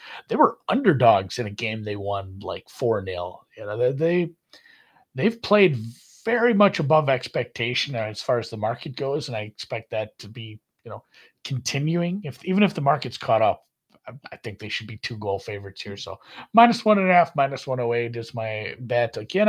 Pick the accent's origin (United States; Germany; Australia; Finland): Germany; It's funny, like all the teams I like I'm from Germany.